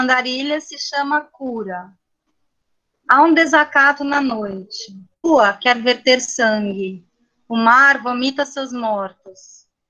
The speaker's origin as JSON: {"language": "Portuguese", "region": "São Paulo", "country": "Brazil", "tie": "born or raised there", "also_born_or_lived": "Minas Gerais", "moved": "as an adult", "said": "eu sou de São Paulo, sou nascida na capital"}